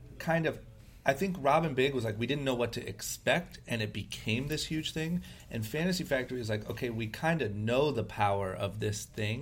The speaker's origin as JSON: {"language": "English", "town": "Akron", "region": "Ohio", "country": "United States", "tie": "born or raised there", "moved": "as an adult", "lives_now": "Los Angeles, United States", "said": "I'm from Akron, Ohio, grew up skateboarding"}